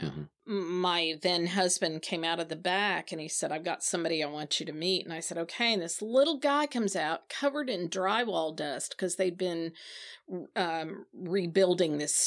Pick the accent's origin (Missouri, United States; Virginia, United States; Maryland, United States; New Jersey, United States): Missouri, United States; Branson; moved away; also born or lived in Nashville / South Carolina; I was raised in the Ozark Mountains of Southwest Missouri.